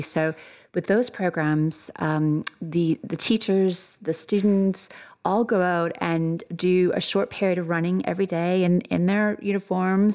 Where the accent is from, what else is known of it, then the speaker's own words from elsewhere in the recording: Canada; moved away as an adult; now in Birmingham, United Kingdom; if you can probably tell from my accent, I'm not originally from here. I'm Canadian